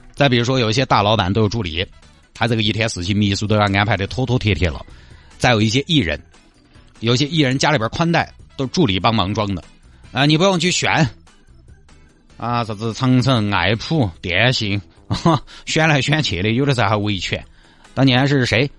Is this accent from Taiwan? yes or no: no; China; 我们中国人可能是前所未有的努力，但是也前所未有的压力